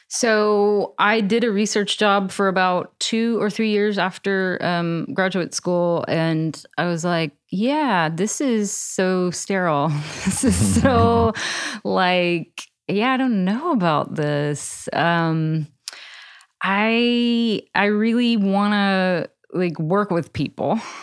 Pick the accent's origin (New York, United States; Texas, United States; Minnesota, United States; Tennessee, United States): Texas, United States; I grew up in Texas.